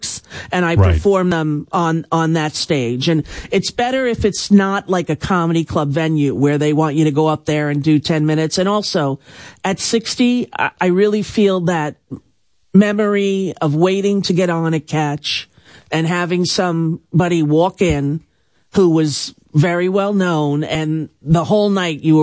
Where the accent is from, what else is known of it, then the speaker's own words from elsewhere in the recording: Long Island, New York, United States; growing up on Long Island